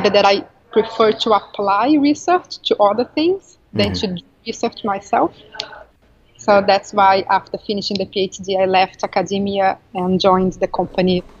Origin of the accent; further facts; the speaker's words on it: Brazil; moved away as an adult; now in London, United Kingdom; I'm from Brazil